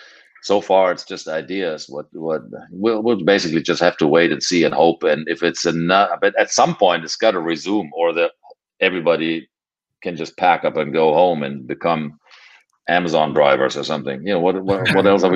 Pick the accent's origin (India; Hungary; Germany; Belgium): Germany; moved away; I came from Europe